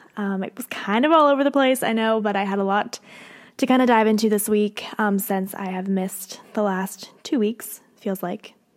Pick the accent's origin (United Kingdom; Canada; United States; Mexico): United States; Pennsylvania; moved away as an adult; now in Nashville, United States; I grew up in Pennsylvania. Obviously, I live here in Nashville now